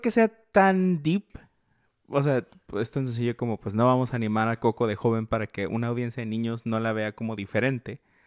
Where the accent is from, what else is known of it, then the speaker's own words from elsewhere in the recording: northern Mexico, Mexico; nosotros somos norteños